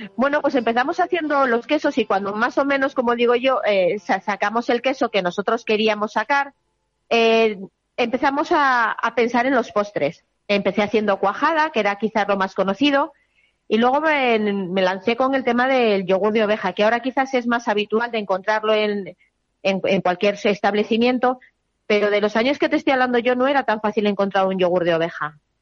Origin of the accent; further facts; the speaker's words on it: Sacramenia, Castile and León, Spain; mi, a mi pueblo